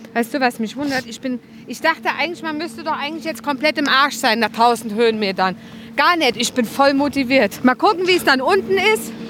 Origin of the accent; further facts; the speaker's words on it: Germany; moved away; im Westerwald, wo ich herkomme